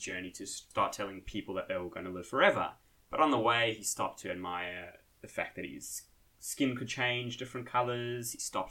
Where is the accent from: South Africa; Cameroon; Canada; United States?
South Africa; moved away; I'm originally from South Africa.